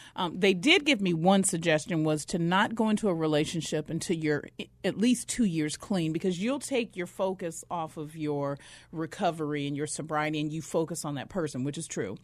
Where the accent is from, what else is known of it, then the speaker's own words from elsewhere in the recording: Flagstaff, Arizona, United States; also born or lived in Mississippi; I'm from Mississippi, but I was raised in northern Arizona up in Flagstaff